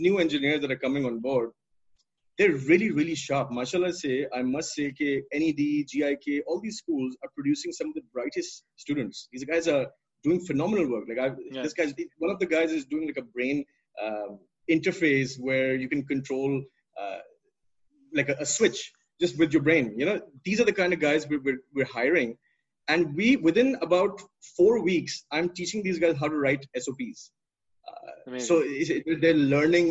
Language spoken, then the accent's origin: English; Pakistan; as a Pakistani growing up